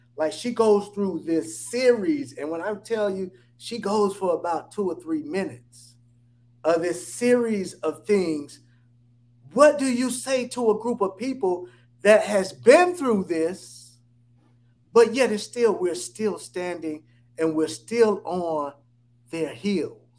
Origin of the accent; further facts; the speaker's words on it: Atlanta, Georgia, United States; I'm based in Atlanta. I'm from Atlanta.